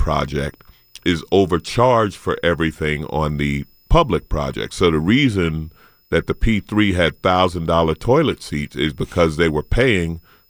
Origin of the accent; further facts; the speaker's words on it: St. Albans, New York, United States; In Queens. I grew up in St. Albans. I didn't know I grew up in the hood until 50 Cent mentioned it in a song.